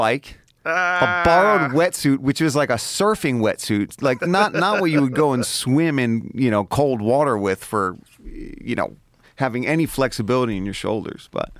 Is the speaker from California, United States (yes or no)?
no; Philadelphia, Pennsylvania, United States; up in South Philly.